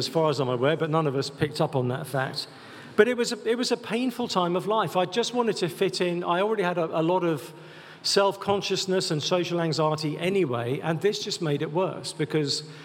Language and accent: English; England, United Kingdom; I'm English